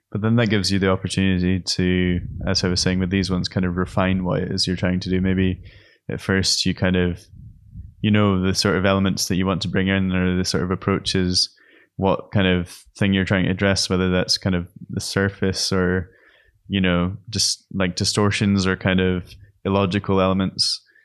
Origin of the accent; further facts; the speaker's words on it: Scotland, United Kingdom; moved away as an adult; also born or lived in Aberdeen; now in Berlin, Germany; I'm a painter from Scotland, based in Berlin